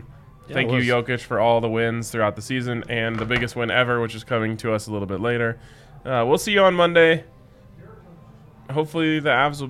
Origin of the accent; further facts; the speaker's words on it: Phoenix, Arizona, United States; I'm from Phoenix, so I'm a Phoenician.